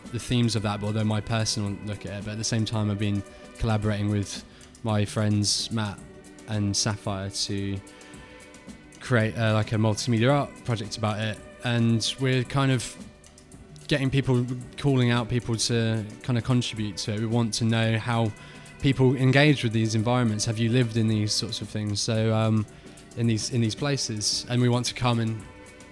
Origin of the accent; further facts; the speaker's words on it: Chandler's Ford, South East England, United Kingdom; also born or lived in Bournemouth; I grew up in Chandler's Ford, and I say grew up, I moved there when I was 12, 13